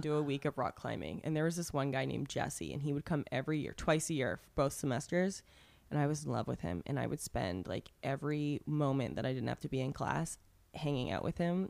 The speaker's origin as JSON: {"language": "English", "country": "Canada", "first_language": "English", "moved": "yes", "lives_now": "Los Angeles, United States", "said": "I'm Canadian"}